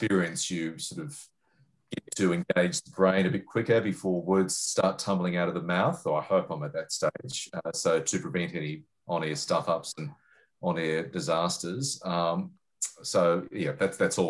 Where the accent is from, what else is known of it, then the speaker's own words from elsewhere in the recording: Sydney, New South Wales, Australia; moved away as an adult; now in Melbourne, Australia; I'm in Melbourne now, but I grew up in Sydney